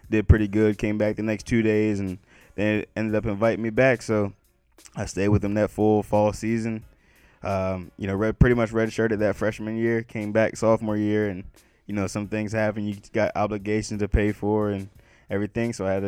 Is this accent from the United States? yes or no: yes; Salisbury, Maryland, United States; moved away as an adult; now in West Virginia, United States; I'm from Salisbury, Maryland. 410-443, Old Bay on everything.